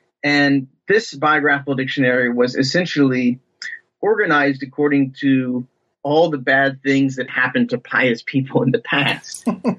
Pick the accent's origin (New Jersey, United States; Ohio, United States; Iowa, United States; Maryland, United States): Ohio, United States